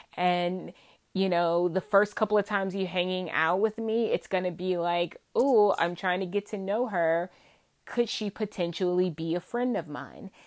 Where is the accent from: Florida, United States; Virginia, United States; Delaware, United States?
Virginia, United States; accent: Southern, twangy; I am from Virginia, born and raised in Virginia.